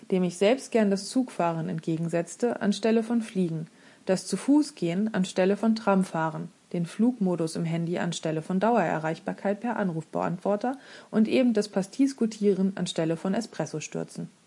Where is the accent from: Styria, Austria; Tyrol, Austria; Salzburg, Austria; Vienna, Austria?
Vienna, Austria; now in Hamburg, Germany; Als Hamburgerin mache ich immer Geschäfte und besonders dann, wenn ich gemeinsam Kaffee trinke. Da kommt bei mir meine Wiener Erziehung durch.